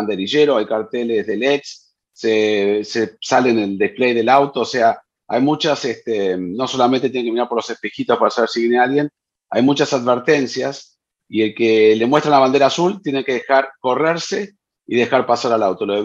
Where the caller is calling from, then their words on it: Guadalajara, Jalisco, Mexico; Hola formuleros, muy buen día. Soy … de Guadalajara, Jalisco.